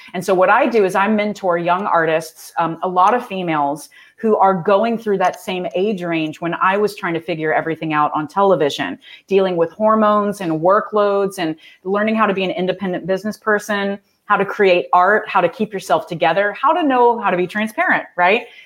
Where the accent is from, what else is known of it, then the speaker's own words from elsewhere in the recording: Texas, United States; I'm from Texas